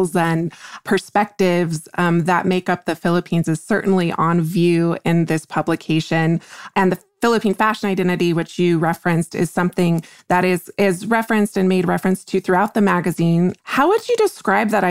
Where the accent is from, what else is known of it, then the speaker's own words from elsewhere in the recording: United States; I'm an American reader